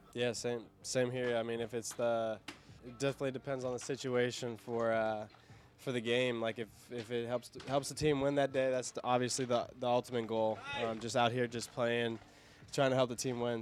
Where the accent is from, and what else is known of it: Cincinnati, Ohio, United States